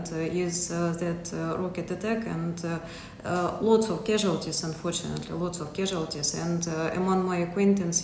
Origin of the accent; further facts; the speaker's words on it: Kostiantynivka, Donetsk Oblast, Ukraine; moved away as an adult; now in Odesa, Ukraine; I come from Kostyantynivka, but at the outbreak of the war in 2014, I had to relocate, of course, and I came here to Odessa.